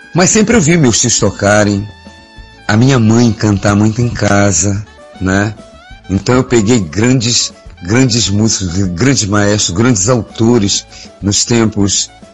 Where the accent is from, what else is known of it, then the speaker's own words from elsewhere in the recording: Belém, Pará, Brazil; na minha terra, é, Belém do Pará